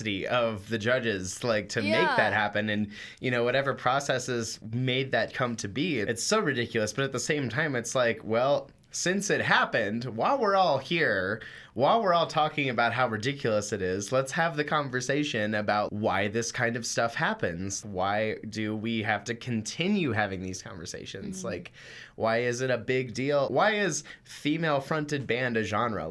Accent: Washington, Missouri, United States; I'm from Washington, Missouri, which is about an hour away from St. Louis.

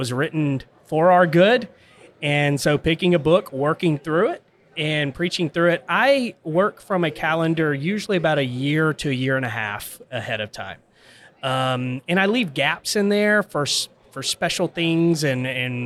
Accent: Gulfport, Mississippi, United States; now in Barstow, United States; 7 years old at a vacation Bible school, my pastor at Michael Memorial Baptist Church in Gulfport, Mississippi, shared the gospel

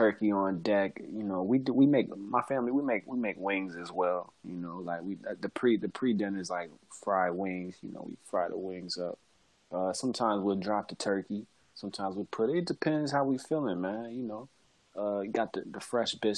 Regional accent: California, United States; my home state, California

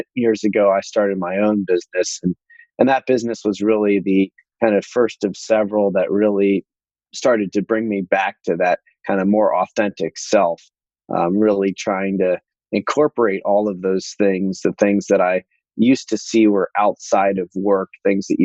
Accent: Columbus, Ohio, United States; also born or lived in Akron, Ohio; I grew up in Akron, Ohio for the first 10 years of my life

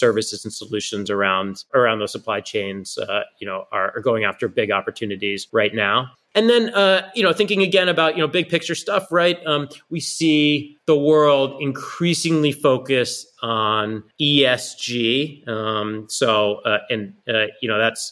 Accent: Massachusetts, United States; I grew up in Massachusetts, and I bleed green

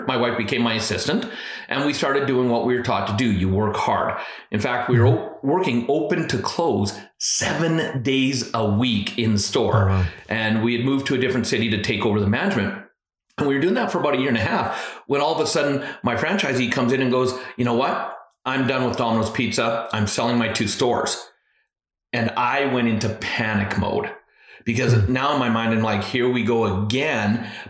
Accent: Alberta, Canada; also born or lived in British Columbia; Yeah, you know, I was born actually in British Columbia, but lived most of my life in Alberta, and I'm the youngest of four.

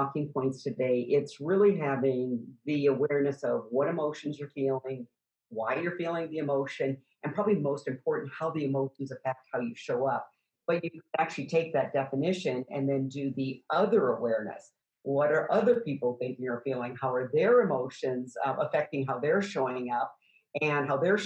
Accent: Midwest, United States; I grew up in the Midwest on a farm

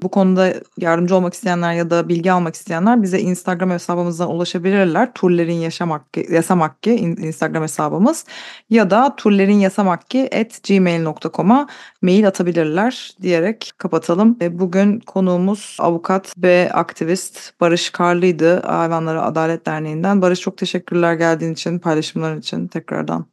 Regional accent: Istanbul, Turkey; moved away as an adult; now in United Kingdom; İstanbul'dan Türkiye'den geldiğimi söyleyince

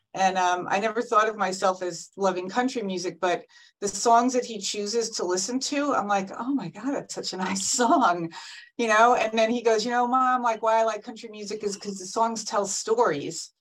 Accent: Fairfield, Connecticut, United States; I'm from Fairfield, Connecticut

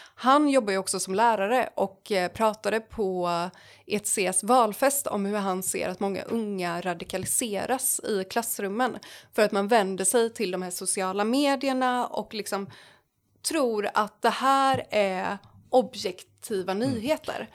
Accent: Jönköping, Jönköping County, Sweden; jag är från Jönköping

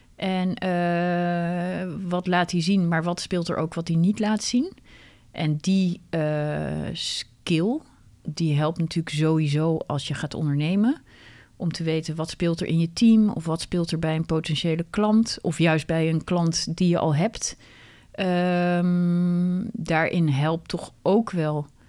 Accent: Netherlands; wij zijn gewoon heel direct als Nederlanders

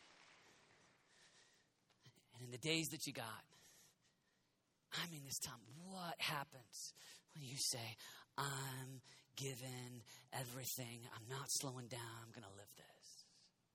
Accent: United States; We're all American pastors.

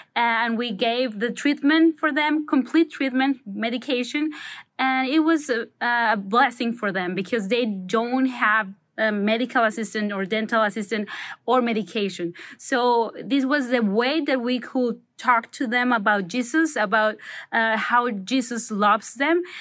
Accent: Manzanillo, Colima, Mexico; I am from Manzanillo, Mexico

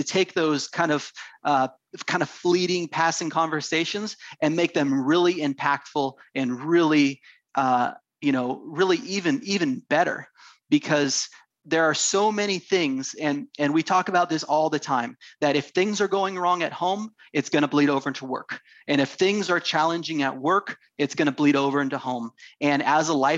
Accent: Half Moon Bay, California, United States; I grew up in Northern California, just south of San Francisco, a little town called Half Moon Bay

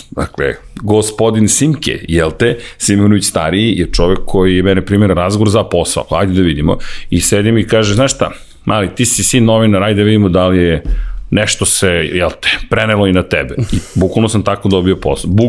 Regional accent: Belgrade, Serbia; Da, ozbiljno sam odrastao u Zemunu.

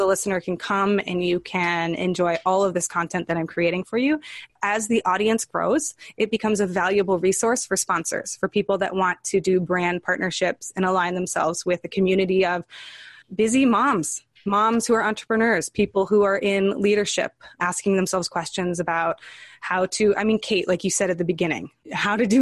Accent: California, United States; now in New York City, United States; I spent a lot of my life in California, but I'm based in New York City.

